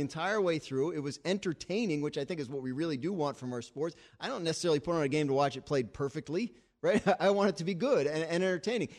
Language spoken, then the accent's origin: English; New Jersey, United States; I'm from New Jersey, love New Jersey, proud of it